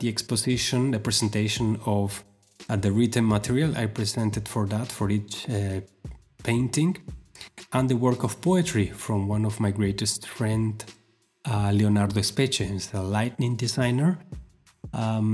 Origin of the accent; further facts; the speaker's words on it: Argentina; moved away; my hometown in Argentina.